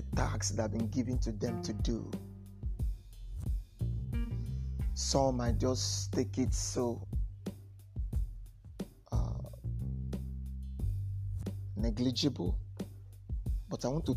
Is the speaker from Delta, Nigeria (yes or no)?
yes; Delta, Nigeria; now in Port Harcourt, Nigeria; I'm from Delta State. I reside in Port Harcourt